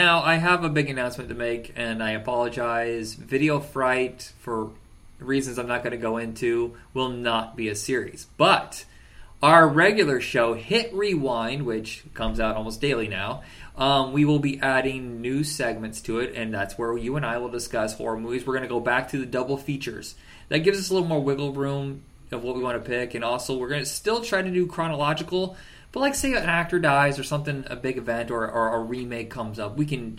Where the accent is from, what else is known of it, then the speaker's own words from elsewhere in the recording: New York, United States; I'm from New York.